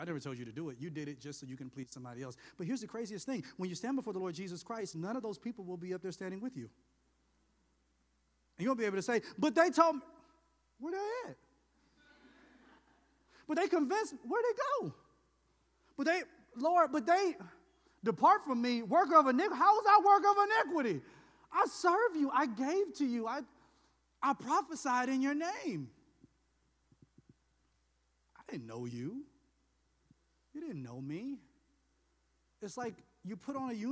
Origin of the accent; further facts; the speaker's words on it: the South, United States; I'm from the South